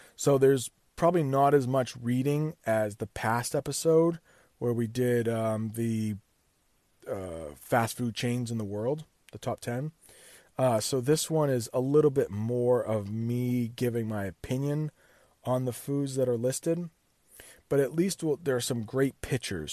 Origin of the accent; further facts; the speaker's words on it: United States; I'm an American